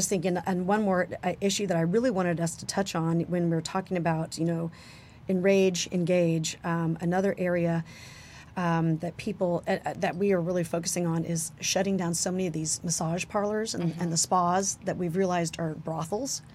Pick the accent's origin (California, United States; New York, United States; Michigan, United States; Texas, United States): Texas, United States; El Paso; I'm from El Paso